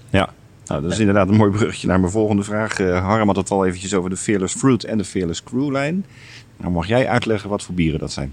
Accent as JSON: {"language": "Dutch", "town": "Rotterdam", "region": "South Holland", "country": "Netherlands", "said": "als Rotterdammer"}